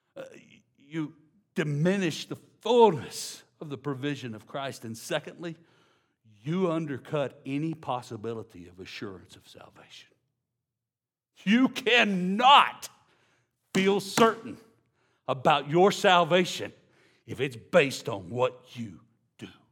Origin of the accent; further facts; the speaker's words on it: Louisiana, United States; I'm from Louisiana